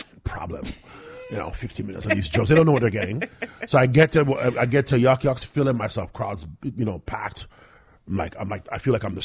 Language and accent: English; Toronto, Ontario, Canada; I was from Toronto too.